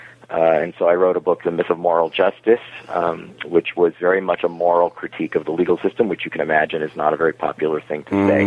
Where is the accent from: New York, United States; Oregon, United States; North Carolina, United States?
New York, United States; New York City; also born or lived in Miami Beach, Florida; Well, I was born in New York City. My parents were Holocaust survivors, and they retired to Miami Beach, Florida, which is a very unusual retirement for elderly Jews. And then I finished my high school era there